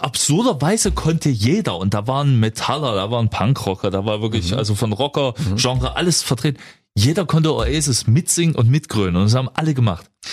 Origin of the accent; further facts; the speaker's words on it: Saxony, Germany; ich kann's als äh, Sachse auch mal dazu sagen